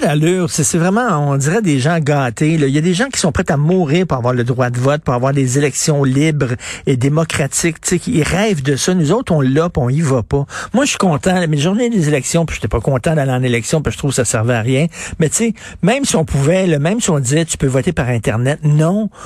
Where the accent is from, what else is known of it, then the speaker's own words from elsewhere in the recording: Quebec, Canada; je suis québécois